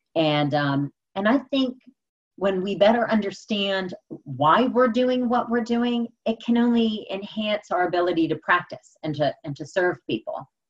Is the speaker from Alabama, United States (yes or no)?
no; Pittsburgh, Pennsylvania, United States; I'm born and raised in Pittsburgh.